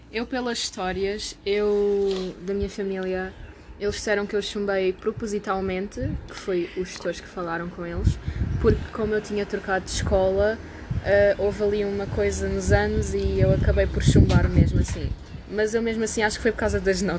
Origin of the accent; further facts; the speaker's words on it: England, United Kingdom; born there; tanto como eu nasci em, na Inglaterra